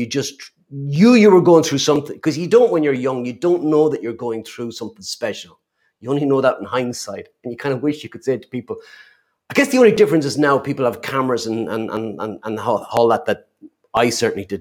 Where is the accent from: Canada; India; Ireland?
Ireland; Kilkenny, Leinster; I'm from Kilkenny